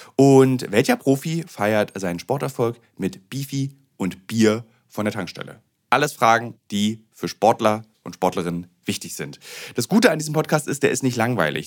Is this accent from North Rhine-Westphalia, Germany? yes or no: no; Berlin, Germany; als Berliner